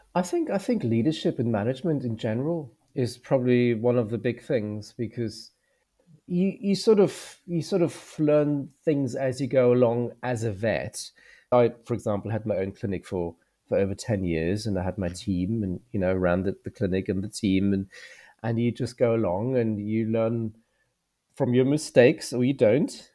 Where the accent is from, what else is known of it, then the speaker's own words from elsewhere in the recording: Germany; moved away as an adult; now in United Kingdom; I'm from Germany, I did the doctorate as well. So, I was a doctor before I came to the U K.